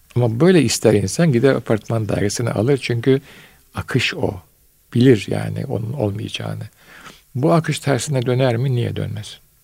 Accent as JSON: {"language": "Turkish", "region": "Istanbul", "country": "Turkey", "tie": "born or raised there", "said": "ben Bayezid'de doğdum."}